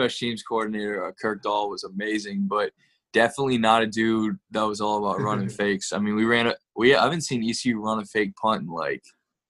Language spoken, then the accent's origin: English; Fort Mill, South Carolina, United States; now in Kernersville, United States; So, yeah, I grew up in Fort Mill. My parents live right outside Winston-Salem right now.